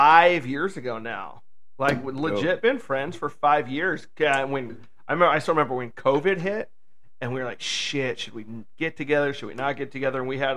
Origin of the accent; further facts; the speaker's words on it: Pacific Northwest, United States; I grew up here in the Pacific Northwest rooting for Seattle sports teams.